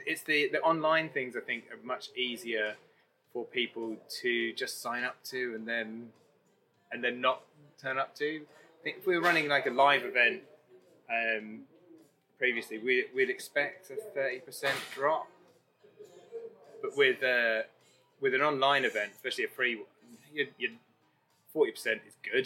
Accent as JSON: {"language": "English", "region": "London", "country": "United Kingdom", "moved": "as an adult", "lives_now": "Leeds, United Kingdom", "said": "I'm from London, I thought I'd die there"}